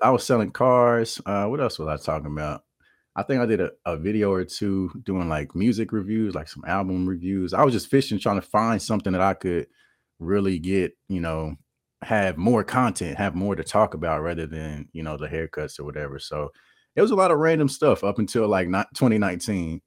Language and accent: English; Kansas City, Missouri, United States; I'm from Kansas City, Missouri, born and raised